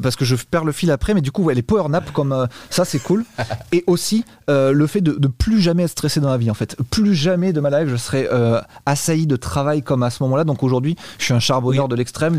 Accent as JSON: {"language": "French", "town": "Bordeaux", "region": "Nouvelle-Aquitaine", "country": "France", "moved": "yes", "lives_now": "Malaga, Spain", "said": "Je viens de Bordeaux"}